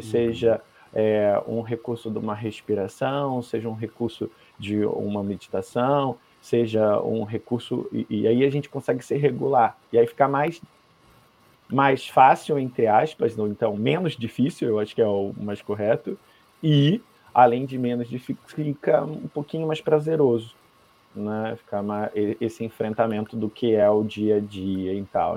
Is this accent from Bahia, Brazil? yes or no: no; Rio de Janeiro, Brazil; moved away; also born or lived in Curitiba; eu nasci no Rio de Janeiro, mas eu fui morar em Curitiba.